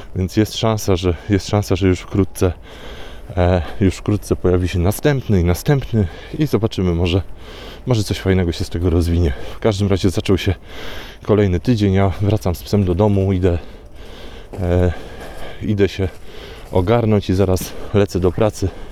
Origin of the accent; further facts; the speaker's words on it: Warsaw, Masovian Voivodeship, Poland; jestem z Warszawy